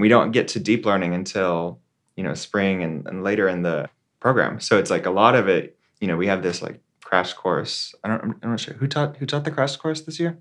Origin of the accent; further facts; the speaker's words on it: Texas, United States; now in San Francisco, United States; my home state, right, in Texas